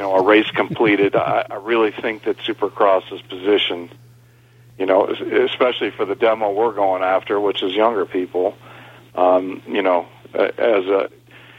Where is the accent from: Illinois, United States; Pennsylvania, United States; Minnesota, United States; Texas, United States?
Illinois, United States; Elgin; right outside of Chicago in Elgin. Same town that I live today